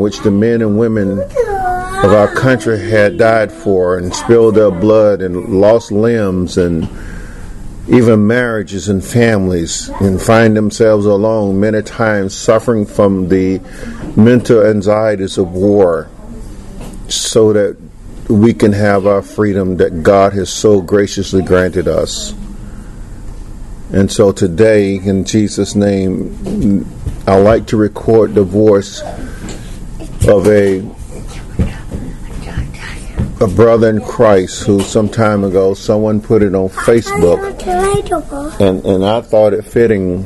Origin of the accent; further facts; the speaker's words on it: United States; As an American fighting man